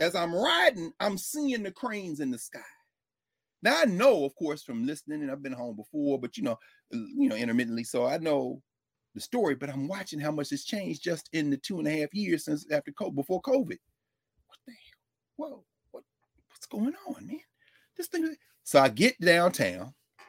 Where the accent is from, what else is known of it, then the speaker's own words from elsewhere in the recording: Nashville, Tennessee, United States; moved away as an adult; I've been away from living in Nashville since I was 22 years old, since I went to law school. So 34 years.